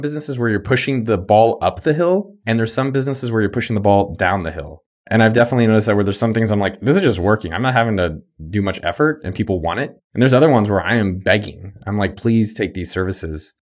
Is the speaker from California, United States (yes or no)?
yes; the Bay Area, California, United States; moved away as an adult; now in Austin, United States; I grew up in the Bay